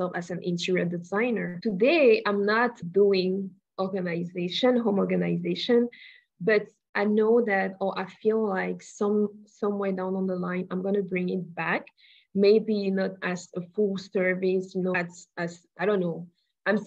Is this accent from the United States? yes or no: no; Cameroon; moved away; I was born and raised in Cameroon